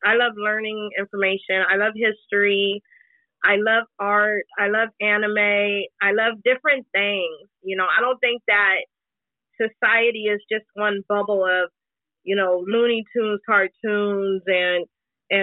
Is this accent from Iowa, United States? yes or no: yes; Des Moines, Iowa, United States; I'm from Des Moines, Iowa